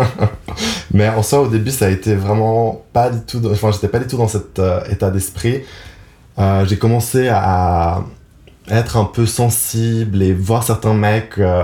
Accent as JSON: {"language": "French", "region": "Geneva", "country": "Switzerland", "tie": "born or raised there", "said": "je suis donc né à Genève. Donc j'ai passé toute ma vie à Genève"}